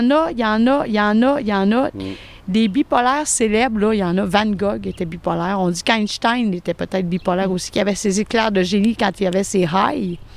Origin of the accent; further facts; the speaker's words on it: Quebec City, Quebec, Canada; Moi, je viens de Québec.